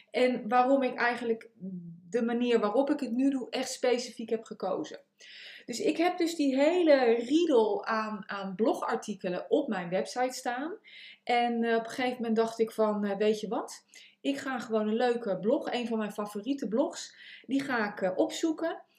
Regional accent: The Hague, South Holland, Netherlands; accent: Hague; also born or lived in United States; Ik, ik, ik heb natuurlijk een Haags accent. Ik heb twintig jaar in Amerika gewoond.

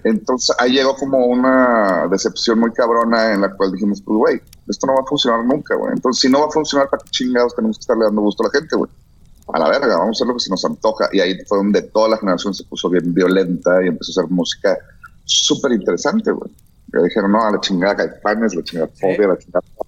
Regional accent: Monterrey, Nuevo León, Mexico; soy de Monterrey

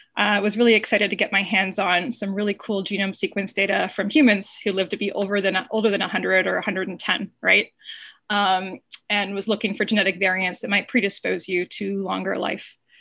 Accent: Canada; moved away as an adult; also born or lived in Toronto, Canada / Stanford, United States; I'm a Canadian by background

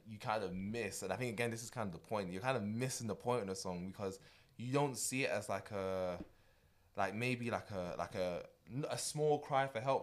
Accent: United Kingdom; as a Brit

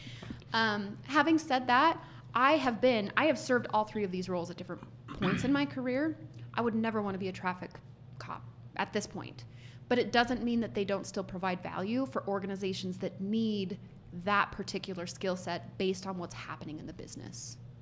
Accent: United States; as an American who speaks very little Spanish

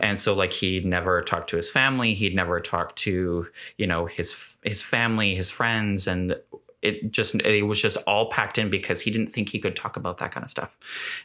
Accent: Gulf Islands, British Columbia, Canada; now in Kelowna, Canada; growing up on the Gulf Islands, I was very much, like, a sh-, sheltered

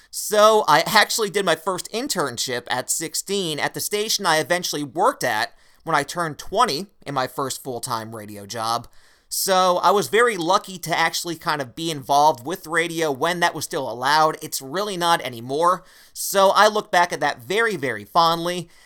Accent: Wilkes-Barre, Pennsylvania, United States; my hometown of Wilkes-Barre, Pennsylvania

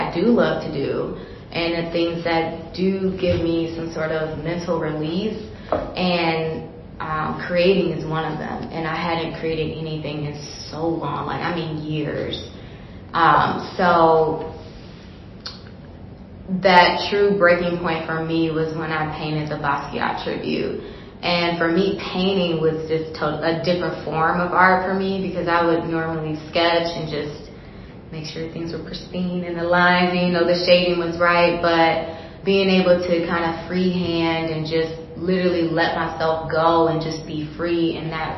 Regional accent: Detroit, Michigan, United States; now in Chicago, United States; I was born and raised in Detroit, Michigan. I currently live in Chicago now, and I live in several states in between.

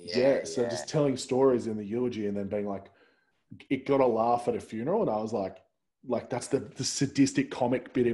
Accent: Central Coast, New South Wales, Australia; I'm originally from the Central Coast

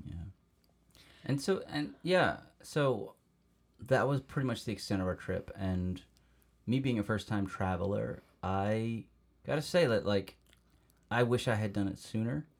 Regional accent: United States; being American

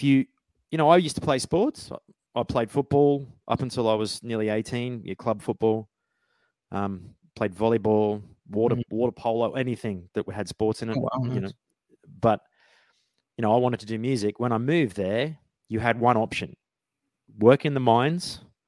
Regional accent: Australia; moved away as an adult; also born or lived in Brisbane, Queensland; now in London, United Kingdom; I grew up in Outback Australia

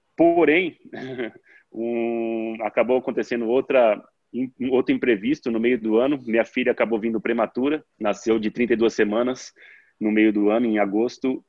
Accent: Araçatuba, São Paulo, Brazil; Eu sou de Araçatuba, interior de São Paulo

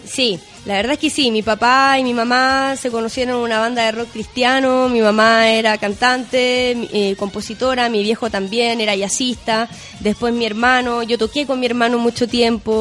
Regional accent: Chile; also born or lived in Chaco, Argentina; me vine muy chiquitita acá en Chile y prácticamente crecí acá

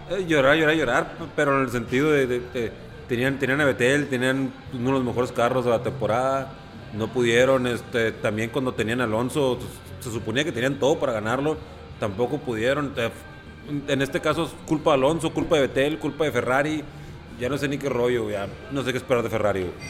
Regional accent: Mexico; Yo como mexicano y como buen mexicano que soy

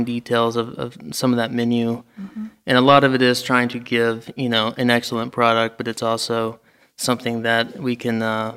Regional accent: Little Rock, Arkansas, United States; also born or lived in Palm Beach Gardens, Florida; now in Fayetteville, United States; I'm from Little Rock originally

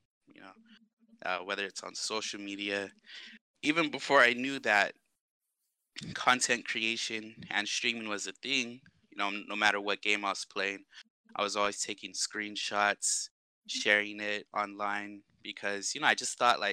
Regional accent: Washington, United States; also born or lived in Arizona; now in Guam; I grew up around Washington State, a little bit of time in Arizona. I made the move back to Guam about 2007

